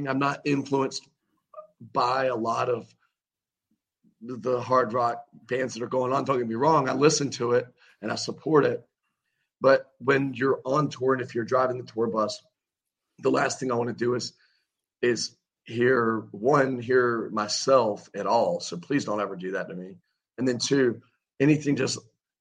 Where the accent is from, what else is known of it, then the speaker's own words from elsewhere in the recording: Wilmington, North Carolina, United States; here in my hometown of Wilmington, North Carolina.